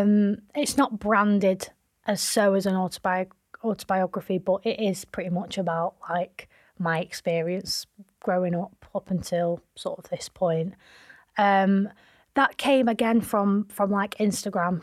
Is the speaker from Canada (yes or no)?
no; Manchester, North West England, United Kingdom; also born or lived in London; Manchester and where I'm from